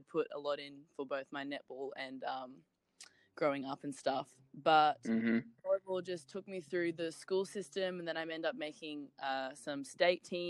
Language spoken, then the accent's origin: English; Brisbane, Queensland, Australia; moved away as an adult; now in Monroe, United States; I am from Brisbane, Australia, and like most of the girls in Brisbane, we actually grew up playing netball